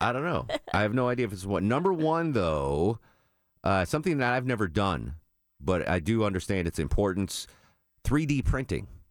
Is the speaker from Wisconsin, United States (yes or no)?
no; Connecticut, United States; Growing up in Connecticut in the seventies to eighties